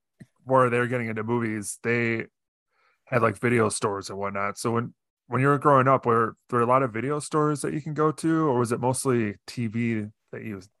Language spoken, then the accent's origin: English; Chicago, Illinois, United States; I grew up in Chicago area